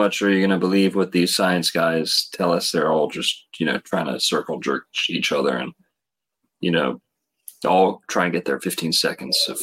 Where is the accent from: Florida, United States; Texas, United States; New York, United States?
Florida, United States; In Florida, we have what I grew up calling heat lightning